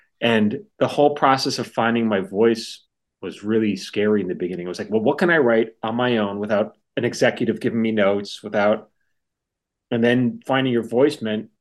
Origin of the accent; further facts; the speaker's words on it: New York, United States; I was from New York